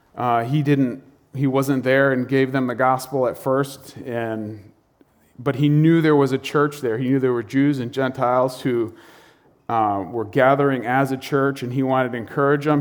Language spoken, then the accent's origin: English; North Stonington, Connecticut, United States; I grew up in North Stonington